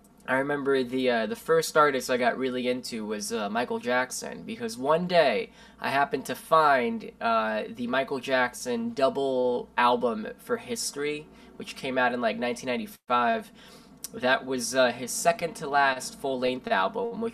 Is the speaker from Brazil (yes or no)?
yes; Brasília, Federal District, Brazil; now in New York City, United States; I'm originally from Brazil, born in Brasilia, Brazil. But I've lived in New York since 2004